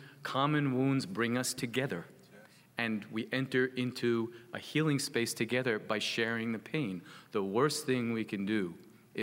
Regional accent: United States; I'm an American and my people came here

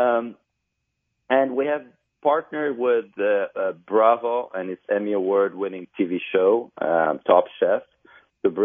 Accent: Transylvania, Romania; moved away as an adult; now in Miami, United States; I was raised in Transylvania, Romania.

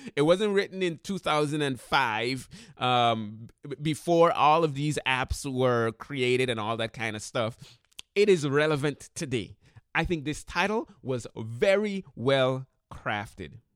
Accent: Sint Maarten; moved away; I went to high school in Saint Martin, and in the high school that I went to in Saint Martin, we had to take languages.

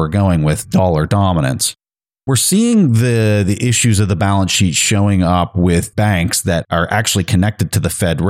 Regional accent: United States; As an American

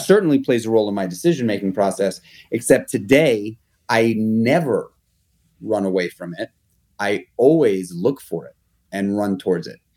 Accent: New York City, New York, United States; I grew up in Manhattan in the public school system

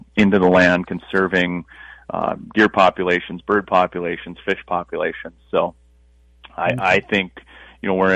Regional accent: Moose Lake, Minnesota, United States; I grew up on a lake river system, so I used to take my boat over. I could boat to school where I grew up on Moose Lake

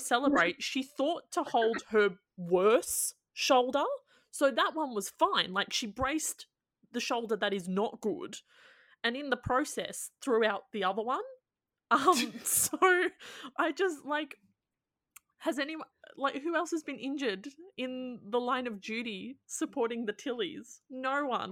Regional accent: Australia; as an Australian

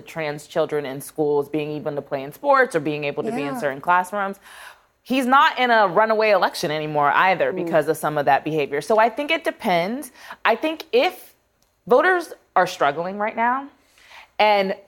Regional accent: Ohio, United States; I'm from Ohio

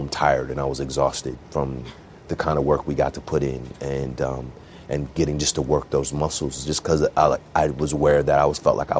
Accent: Bay Area, California, United States; I grew up in the Bay Area, so really diverse.

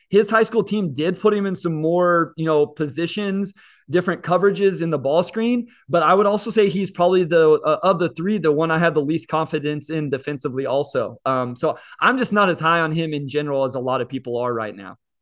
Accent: Kansas, United States; I'm also a K U fan because I grew up in Kansas

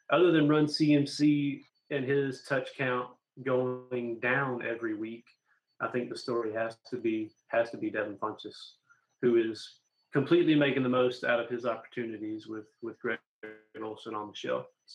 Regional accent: South Carolina, United States; also born or lived in Mississippi; now in North Carolina, United States; we didn't have a team always when I grew up in South Carolina.

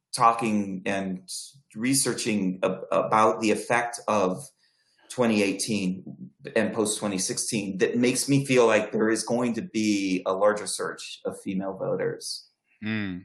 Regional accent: Akron, Ohio, United States; my hometown of Akron

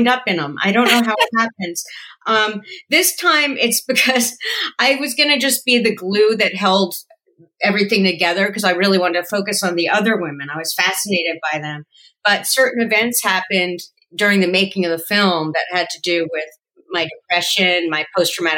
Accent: New Jersey, United States; moved away as an adult; also born or lived in Yonkers, New York / New York / Hollywood; I was born in Yonkers, but I really grew up in New Jersey

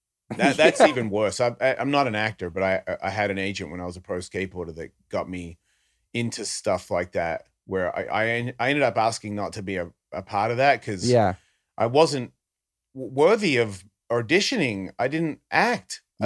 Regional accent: Australia; Yeah, I can't do that guy. I'm Australian.

